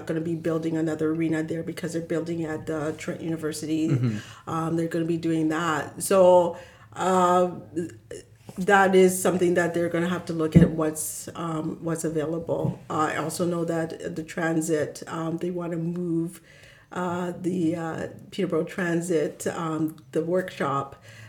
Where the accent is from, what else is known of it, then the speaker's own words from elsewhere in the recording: Zimbabwe; moved away; When I lived in Sudbury, I love telling this story, but we moved and we're coming from Zimbabwe.